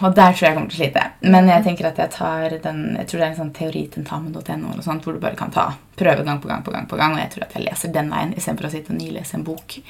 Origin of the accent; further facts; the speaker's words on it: Fredrikstad, Østfold, Norway; moved away; jeg er jo fra Fredrikstad